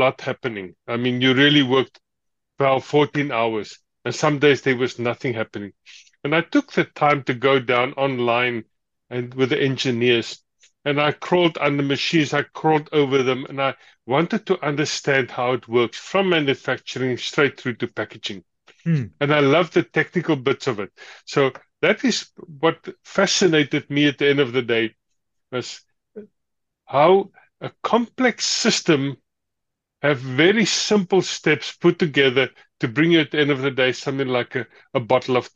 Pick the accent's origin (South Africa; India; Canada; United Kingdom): South Africa; moved away as an adult; now in Germany; I immigrated from South Africa